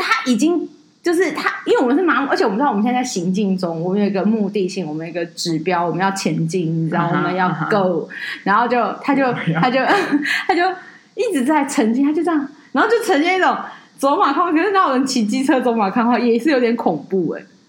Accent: Taipei, Taiwan; 我就觉得我又不是台南人，就这个音都要出来，你知道吗？我不是啊，为什么要说我是台南人？我台北人呢？

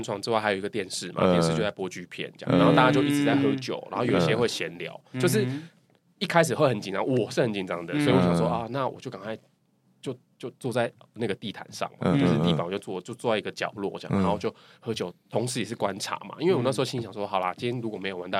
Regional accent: Taiwan; 然后一听到我是台湾人

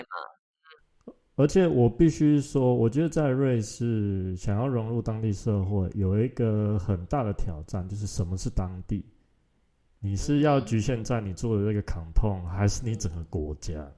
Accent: Taiwan; now in Switzerland; 我们台湾人

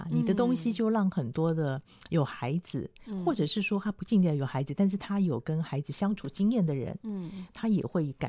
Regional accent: Taipei, Taiwan; 我是台北长大的孩子，

